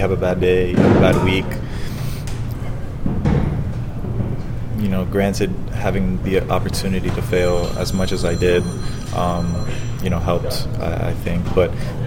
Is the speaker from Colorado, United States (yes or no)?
no; Florida, United States; I'm from Florida, so having my family here in Tampa